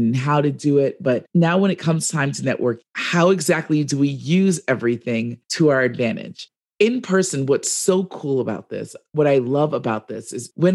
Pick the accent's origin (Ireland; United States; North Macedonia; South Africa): United States; New York City, New York; now in Reno, United States; I'm from the Bronx, and we'll talk about it to the day I die. Living in Reno, I say, I live in Reno, but I'm from the Bronx